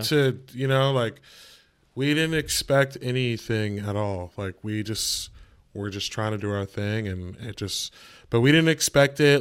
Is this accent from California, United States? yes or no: yes; California, United States; now in New York City, United States; I'm from California